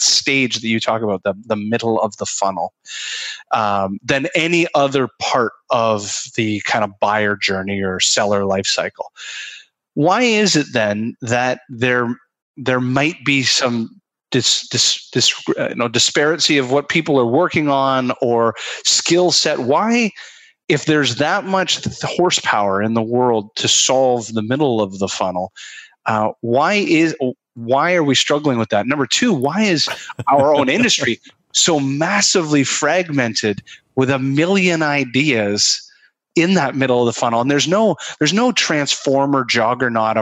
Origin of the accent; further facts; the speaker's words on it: Canada; I'm a Canadian